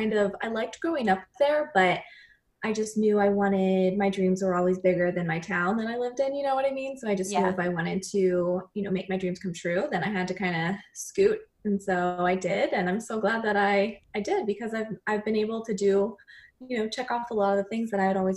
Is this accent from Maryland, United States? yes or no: yes; Maryland, United States; moved away as an adult; now in South Carolina, United States; So I'm 31. I grew up in Maryland, but I live in South Carolina now.